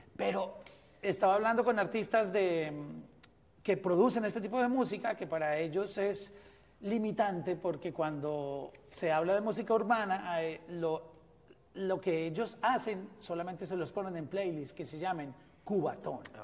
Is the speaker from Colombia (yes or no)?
yes; Colombia